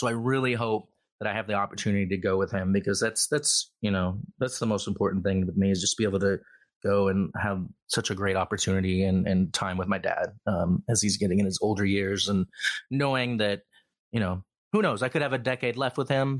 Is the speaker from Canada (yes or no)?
no; United Kingdom; but I'm British, so I have no choice but to watch and root for my team.